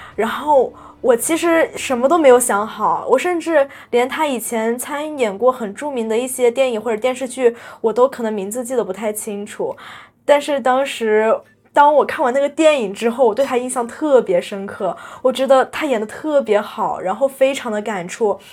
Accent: China; moved away as an adult; now in Taiwan; 我是来自中国大陆的学生，我是来交换的

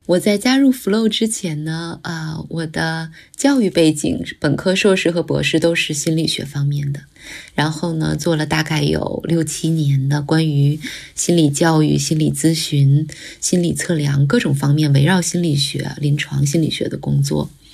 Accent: Anshan, Liaoning, China; moved away; 老家是鞍山，那个城市的名字就是以山为命名的，所以就是为群山环绕的

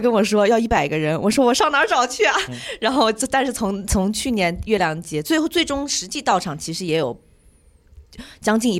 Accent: Ningbo, Zhejiang, China; now in New Zealand; 我是浙江宁波的

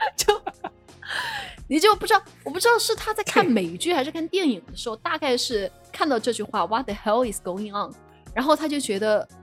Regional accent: Sichuan, China; 咱们四川人

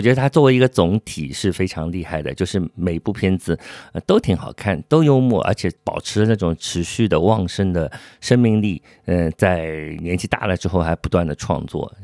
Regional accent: Shanghai, China; 就是从我小时候，如果是一九八零年代在念书的时候，我是，就是八九岁的时候一直在那里看电影。 嗯，这也是我一七年之后从北京来到上海的一个感受

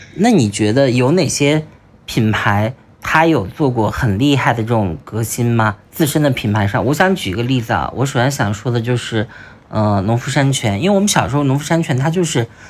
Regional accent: China; 我们中国人

